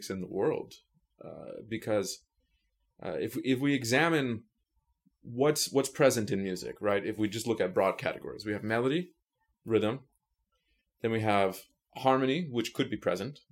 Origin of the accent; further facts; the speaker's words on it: New York City, New York, United States; I grew up in New York City